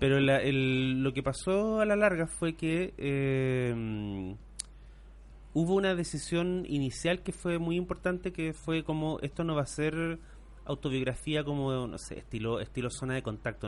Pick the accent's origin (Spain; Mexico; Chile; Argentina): Chile; Temuco, Araucanía; also born or lived in Puerto Saavedra; yo me fui de Temuco a un pueblo chico, que es Puerto Saavedra